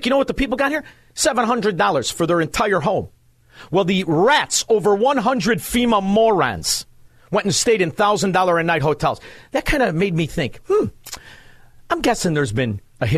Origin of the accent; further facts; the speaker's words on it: Melrose Park, Illinois, United States; I grew up in Melrose Park